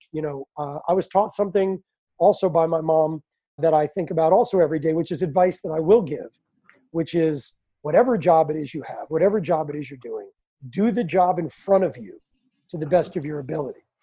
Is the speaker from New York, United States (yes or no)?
yes; New York City, New York, United States; moved away as an adult; now in Venice Beach, United States; growing up in New York City